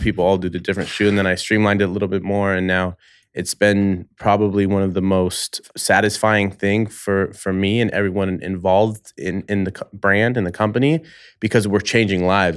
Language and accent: English; Bay Area, California, United States; moved away as an adult; now in Los Angeles, United States; I've only been in L A five years now. I'm from the Bay Area.